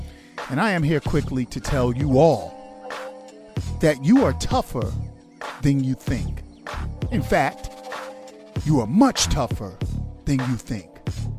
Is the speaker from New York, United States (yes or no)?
yes; New York City, New York, United States; I'm a New Yorker, man. We eat piping hot pizza out the oven.